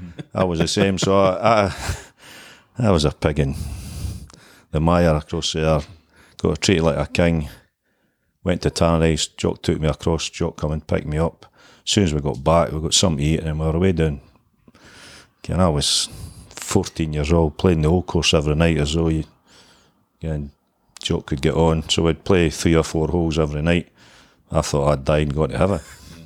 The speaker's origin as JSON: {"language": "English", "town": "Dunfermline", "region": "Scotland", "country": "United Kingdom", "tie": "born or raised there", "accent": "Fife", "said": "I'm a wee boy for Fife. I'll get the Fife accent in there, Emma. A wee boy for Fife, never changed, never will"}